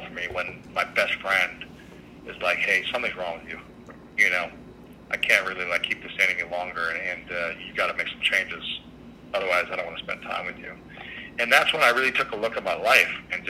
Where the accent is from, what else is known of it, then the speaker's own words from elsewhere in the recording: Midwest, United States; growing up in the Midwest and where I grew up, I wasn't allowed to express myself